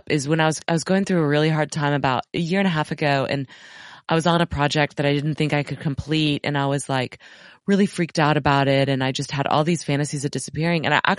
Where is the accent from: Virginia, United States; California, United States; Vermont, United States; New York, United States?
New York, United States; moved away as an adult; also born or lived in Los Angeles; now in Austin, United States; My wife and I grew up in New York, lived most of our adult lives in Los Angeles, currently live in Austin